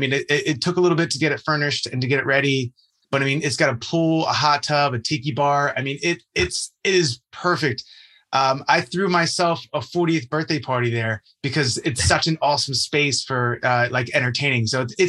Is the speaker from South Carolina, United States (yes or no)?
no; Jersey Shore, New Jersey, United States; I'm from New Jersey. Of course. Jersey Shore, born and raised. And you know, I actually come from a real estate family.